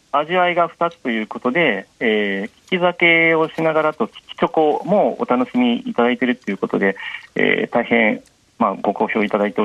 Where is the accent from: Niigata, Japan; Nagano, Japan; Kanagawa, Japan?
Niigata, Japan; あの私、新潟で育って、新潟で仕事をしておりまして、